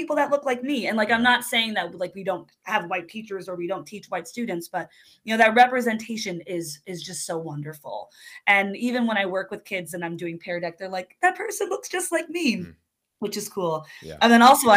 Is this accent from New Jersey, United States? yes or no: yes; New Jersey, United States; now in Pacific Northwest, United States; I grew up in New Jersey